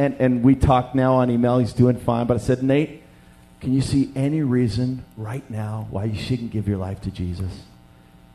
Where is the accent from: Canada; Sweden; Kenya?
Canada; also born or lived in Western Canada; we're from Canada